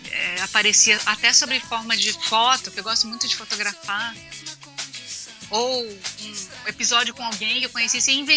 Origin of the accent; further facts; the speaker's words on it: Bahia, Brazil; accent: Bahian; also born or lived in Minas Gerais; eu era uma aluna que vinha transferida da Bahia, que falava diferente, eu falava com sotaque baiano